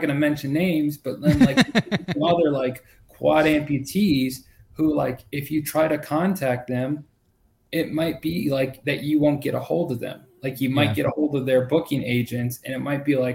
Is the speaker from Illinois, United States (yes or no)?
yes; Rockford, Illinois, United States; also born or lived in Daytona Beach, Florida; So I was born in Daytona Beach, Florida, and I was raised by like a single parent. And then we moved to Rockford, Illinois, and that's where I enlisted